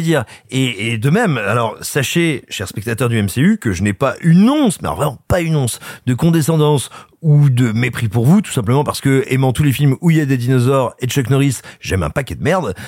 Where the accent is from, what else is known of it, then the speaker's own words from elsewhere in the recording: France; moved away; also born or lived in Burgundy / Cantal / Allier; je suis né en Auvergne et j'ai grandi, grosso modo, entre la Bourgogne, le Cantal, l'Allier